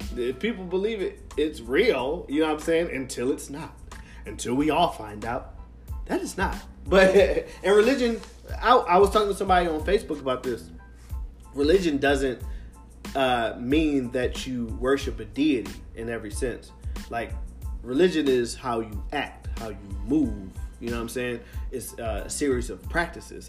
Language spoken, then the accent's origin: English; Philadelphia, Pennsylvania, United States; being a Philadelphian, a real Philadelphian